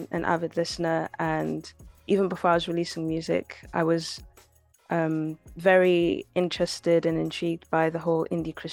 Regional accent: DR Congo; like we listen to a lot of music in Lingala because we're Congolese.

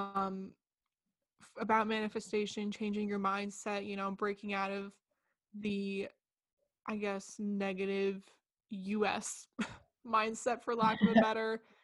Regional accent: New Jersey, United States; also born or lived in United Kingdom; I'm from New Jersey, so everything is so fast paced. Like, I'm close to the city.

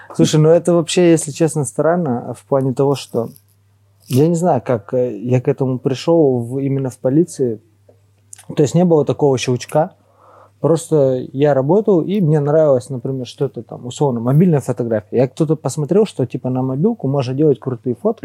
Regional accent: Tyumen, Tyumen Oblast, Russia; мы из Тюмени

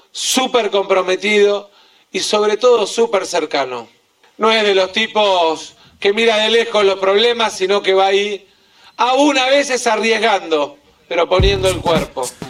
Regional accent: Buenos Aires Province, Argentina; lo digo como bonaerense

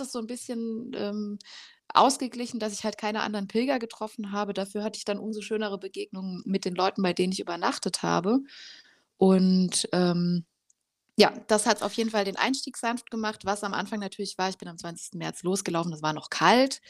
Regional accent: Rhineland-Palatinate, Germany; now in Leipzig, Germany; ich komme eigentlich aus der Pfalz, da ist meine Familie auch noch

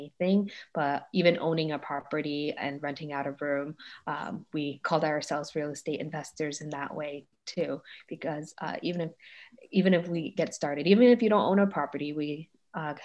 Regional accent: New York City, New York, United States; moved away as an adult; growing up in Brooklyn. So that was my childhood

